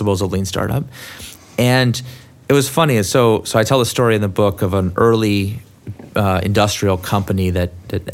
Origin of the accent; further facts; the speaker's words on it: Silicon Valley, California, United States; also born or lived in San Francisco; I'm from Silicon Valley